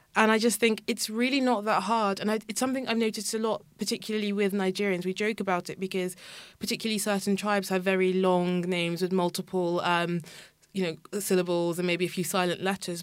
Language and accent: English; Kent, South East England, United Kingdom; I grew up in Kent